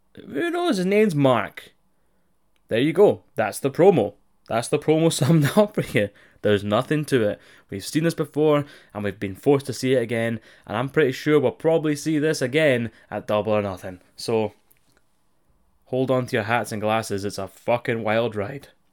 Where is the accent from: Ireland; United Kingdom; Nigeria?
United Kingdom; on this side of the pond